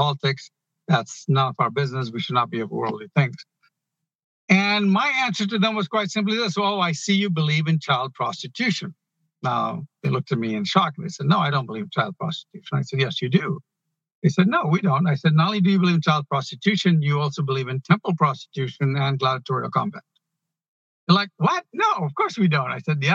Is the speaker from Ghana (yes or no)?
yes; Ghana; now in United States; I was born in Ghana. I came here. It took me 12 years